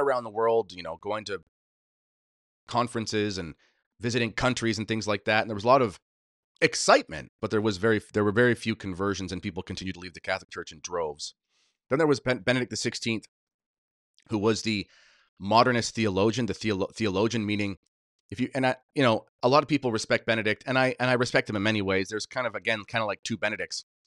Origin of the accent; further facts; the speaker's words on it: Canada; I'm a Canadian patriot through and through, as crazy as this place is, this is m, this is where I, I was born, this is where I learned to skate